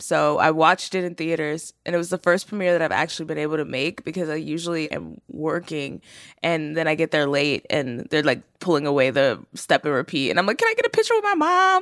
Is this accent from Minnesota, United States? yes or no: no; Terrell, Texas, United States; moved away; I grew up in Texas. I was born in Terrell, Texas, which is, like, a more rural part